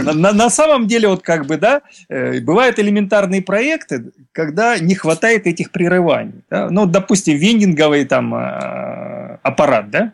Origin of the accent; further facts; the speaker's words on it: Stavropol Krai, Russia; я из Ставропольского края